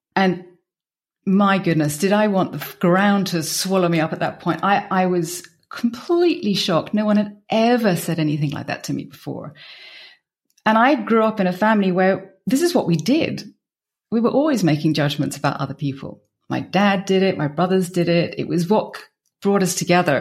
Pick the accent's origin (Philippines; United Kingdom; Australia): United Kingdom; moved away as an adult; also born or lived in Belgium; now in Bierges, Belgium; I'm British, and I've been in Belgium for twenty-one years